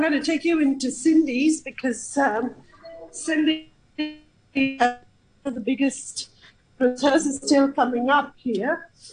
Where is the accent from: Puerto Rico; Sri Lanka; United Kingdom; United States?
Sri Lanka; now in Hong Kong; I'm from Sri Lanka